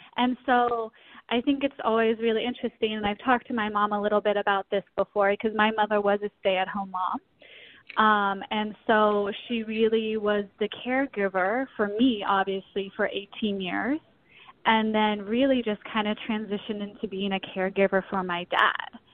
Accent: South Pasadena, California, United States; now in St. Paul, United States; I was born and raised in South Pasadena, California

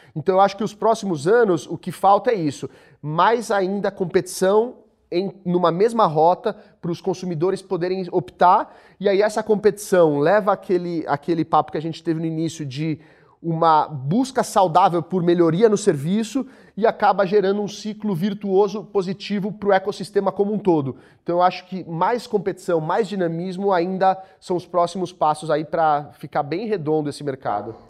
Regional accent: Brazil

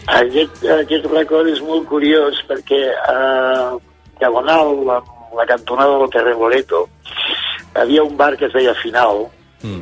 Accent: Barcelona, Catalonia, Spain; moved away; de Barcelona

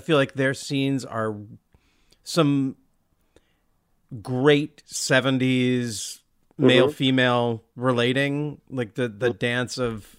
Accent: Olympia, Washington, United States; I grew up in Olympia

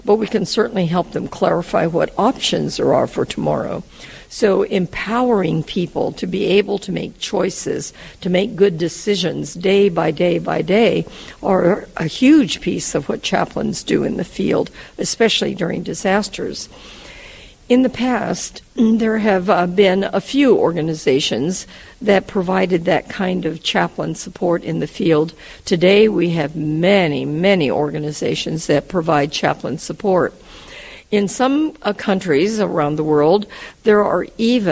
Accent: United States; I'm from the United States

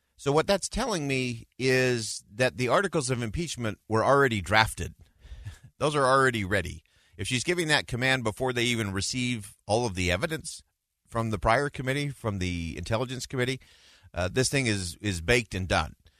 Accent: United States

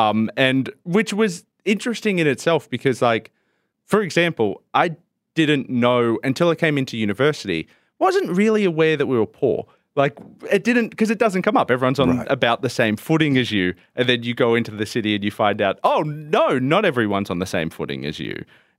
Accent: Richmond, New South Wales, Australia; also born or lived in Blue Mountains, Australia; so we grew up around Richmond and around, which is outside of Penrith, about half an hour outside of Penrith, and grew up there and in the Blue Mountains

